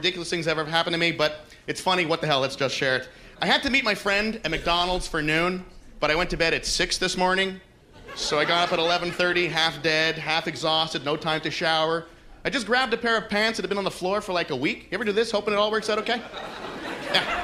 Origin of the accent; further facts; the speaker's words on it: Montreal, Quebec, Canada; moved away; I am from Montreal originally